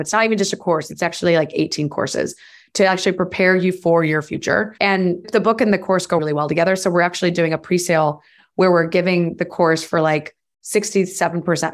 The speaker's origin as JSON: {"language": "English", "country": "United States"}